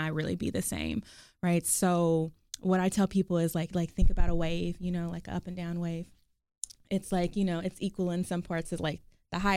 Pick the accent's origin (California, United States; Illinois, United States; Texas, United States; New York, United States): Texas, United States; Garland; also born or lived in Oklahoma City, Oklahoma; we moved down here when I was younger. And then I grew up in Garland, Texas. I went to Garland High School